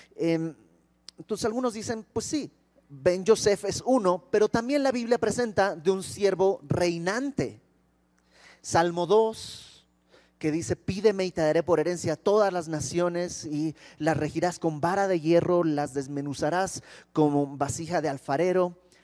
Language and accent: Spanish; Bolivia; now in Mexico; yo no soy de México, yo soy de Bolivia